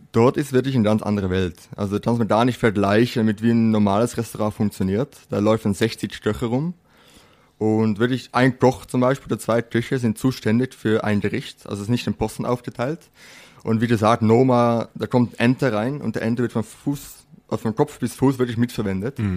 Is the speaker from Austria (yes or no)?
no; Netherlands; also born or lived in Switzerland; now in Germany; ich bin geborener Holländer, äh, habe jetzt zehn Jahre in der Schweiz gewohnt und jetzt mittlerweile in Deutschland. Und ja, so ein Name kommt aus Holland.